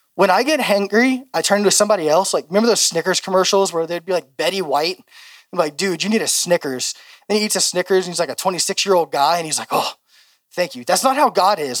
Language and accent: English; Louisiana, United States; moved away as an adult; now in Oregon, United States; I'm from Louisiana